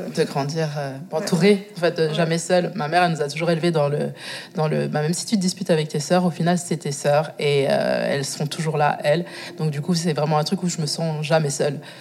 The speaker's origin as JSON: {"language": "French", "town": "Moutier", "region": "Bern", "country": "Switzerland", "tie": "born or raised there", "also_born_or_lived": "Angola / Biel/Bienne, Switzerland", "said": "J'ai grandi dans le Jura, Jura bernois. Ça va pas, ça. j'en suis déménagée dans le canton de Berne, à Bienne. mais c'est vrai que mes premiers débuts de vie, ben, c'était dans le Jura bernois"}